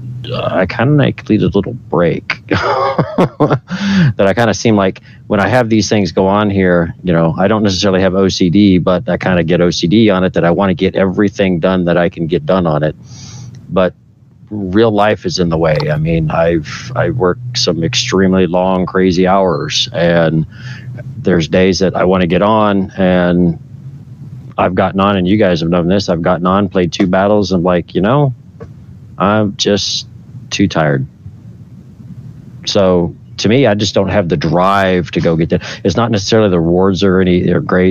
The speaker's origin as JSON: {"language": "English", "region": "Oklahoma", "country": "United States", "said": "it's my home state"}